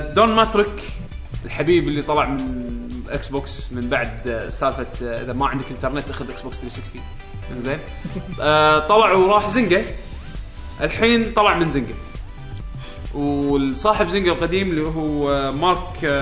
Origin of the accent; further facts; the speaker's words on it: Kuwait; عندنا بالكويت